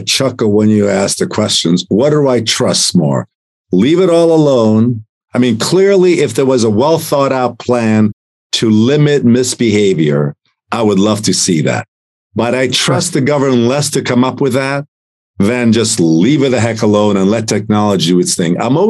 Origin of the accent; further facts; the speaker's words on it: Italy; now in United States; and I'm an immigrant from Italy. I was given right. an opportunity in this country. I love America more than most people